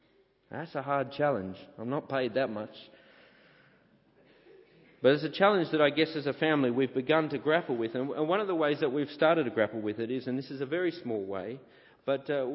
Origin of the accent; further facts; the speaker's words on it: St Ives, New South Wales, Australia; moved away as an adult; growing up at the church I grew up at in St. Ives